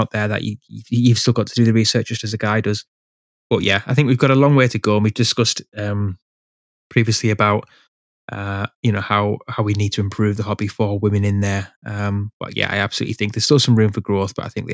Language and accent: English; England, United Kingdom; I'm from England